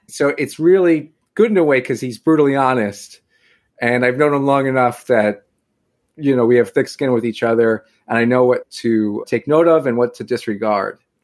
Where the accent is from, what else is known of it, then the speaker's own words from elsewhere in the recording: Long Island, New York, United States; I am from Long Island, born and raised